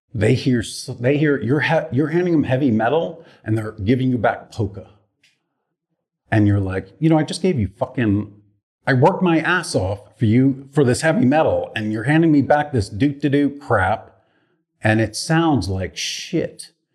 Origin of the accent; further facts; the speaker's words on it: Poughkeepsie, New York, United States; also born or lived in Boston, Massachusetts; now in Los Angeles, United States; I'm originally from Poughkeepsie, New Yorkish area, and then I lived in Boston for 13 years